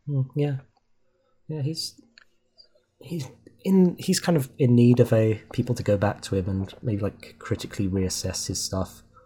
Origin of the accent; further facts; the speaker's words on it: Wales, United Kingdom; moved away; that's technically where I'm from, but that was years ago.